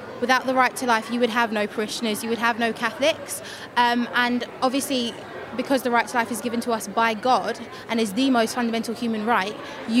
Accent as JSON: {"language": "English", "region": "London", "country": "United Kingdom", "moved": "yes", "lives_now": "Glasgow, United Kingdom", "said": "I'm originally from London and I live in Glasgow now"}